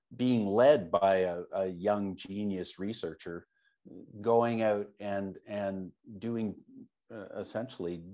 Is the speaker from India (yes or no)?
no; Canada; I'm Canadian